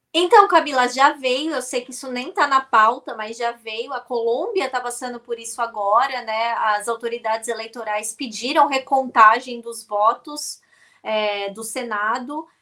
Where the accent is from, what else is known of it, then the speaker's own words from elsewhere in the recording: Brazil; nós, como brasileiros